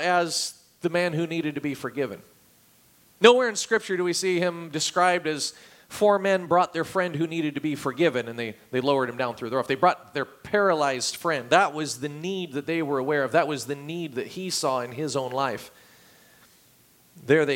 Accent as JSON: {"language": "English", "region": "Oregon", "country": "United States", "tie": "born or raised there", "moved": "yes", "said": "I grew up in Oregon"}